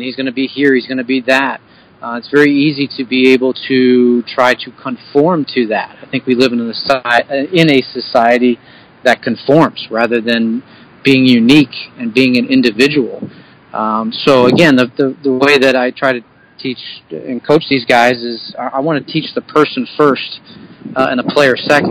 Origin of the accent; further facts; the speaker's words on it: Bucks County, Pennsylvania, United States; I'm from Bucks County originally, uh, from uh, and we live in Yardley, so we don't live too far away